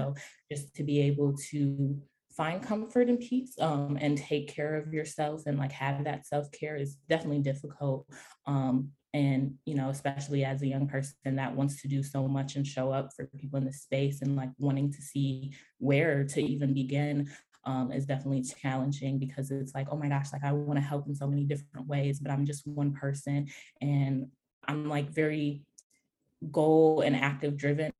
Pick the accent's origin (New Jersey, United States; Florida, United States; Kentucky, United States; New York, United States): New York, United States; Rochester; my hometown, Rochester, New York